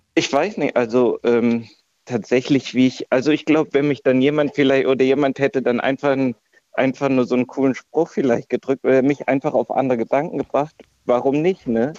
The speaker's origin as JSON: {"language": "German", "region": "Hesse", "country": "Germany", "said": "bei uns in Hessen"}